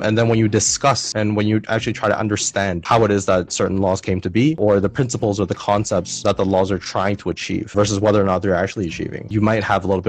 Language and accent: English; Hong Kong; born there; because as I said before, I was born in Hong Kong, right? So I do get offered the local rates.